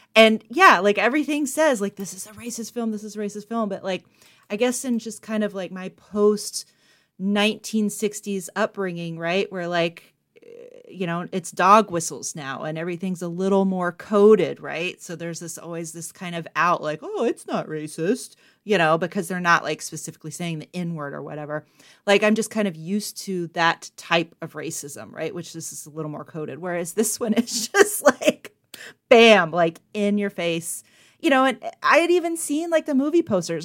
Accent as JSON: {"language": "English", "region": "the South", "country": "United States", "tie": "born or raised there", "moved": "yes", "lives_now": "Buffalo, United States", "said": "I was raised in the South"}